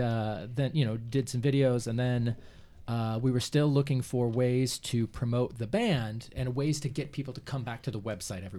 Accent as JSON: {"language": "English", "region": "Indiana", "country": "United States", "moved": "as an adult", "lives_now": "New England, United States", "said": "I'm originally from Indiana"}